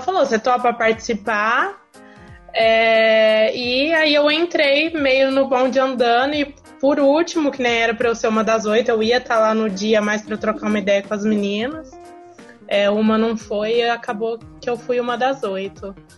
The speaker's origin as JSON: {"language": "Portuguese", "town": "Ribeirão Preto", "region": "São Paulo", "country": "Brazil", "said": "eu sou de Ribeirão Preto"}